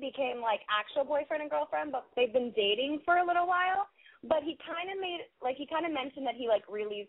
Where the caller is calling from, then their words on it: Los Angeles, California, United States; Oh, I'm calling from Los Angeles.